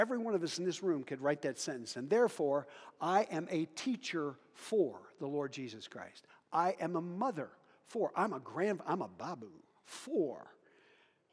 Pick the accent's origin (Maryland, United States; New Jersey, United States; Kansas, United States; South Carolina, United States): Kansas, United States; Western; I'm from Western Kansas. Talked to farmers today. I'm a farm kid, not a rancher.